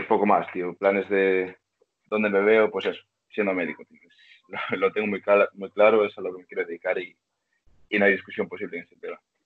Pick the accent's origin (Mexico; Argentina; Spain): Spain; Vigo, Galicia; Soy gallego, tío, de Vigo